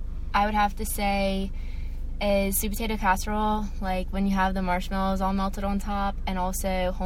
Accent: New Orleans, Louisiana, United States; I celebrate Thanksgiving in New Orleans, which is where I'm from

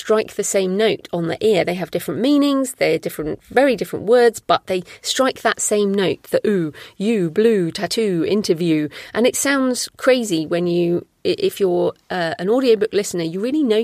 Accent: United Kingdom; I'm British

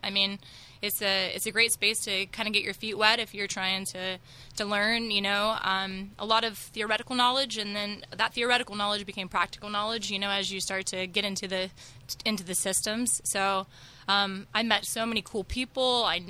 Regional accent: Alabama, United States; moved away as an adult; also born or lived in Florida; Well, I was born in Florida, hence the lack of accent, but I spent pretty much all my formative years in Alabama. So I left when I was 29, and I'm 38 now.

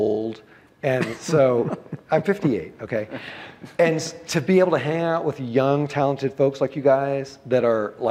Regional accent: United States; I'm an American

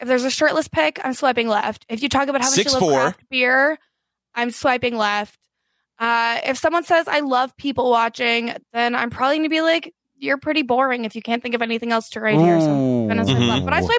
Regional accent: Canada; It looks the same to me, and I don't need to be attacked for being Canadian.

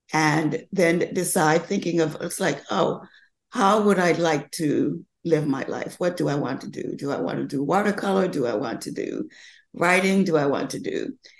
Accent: the South, United States; I grew up learning in the South about how you you do classic designs

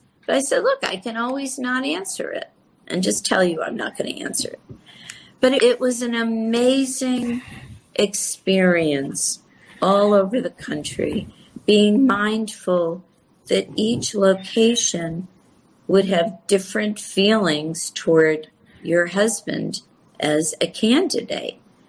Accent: Connecticut, United States; Many people, look, Joe's home state, on my home state, Connecticut.

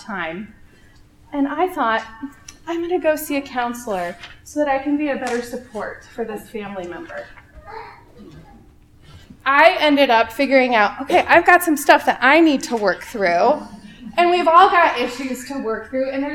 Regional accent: Omaha, Nebraska, United States; moved away as an adult; now in Lincoln, United States; Born and raised in Omaha.

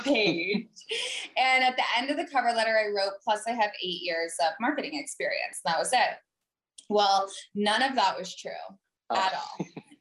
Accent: Vermont, United States; moved away as an adult; I grew up in Vermont

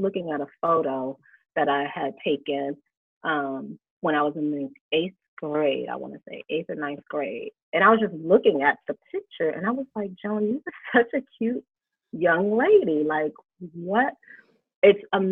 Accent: United States; we're living in America

